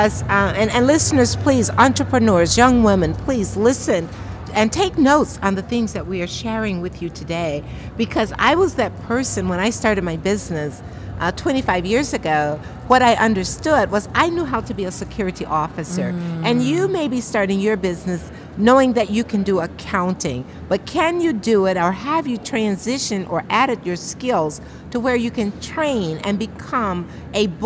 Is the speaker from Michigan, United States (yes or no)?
yes; Grand Rapids, Michigan, United States; I'm from Grand Rapids